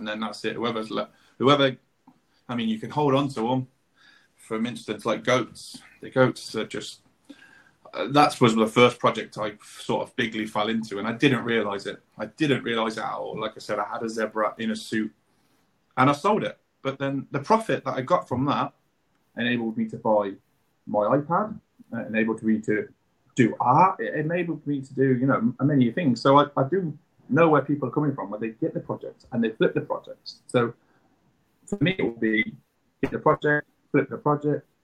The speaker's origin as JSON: {"language": "English", "town": "Coventry", "region": "West Midlands", "country": "United Kingdom", "said": "We're from Coventry"}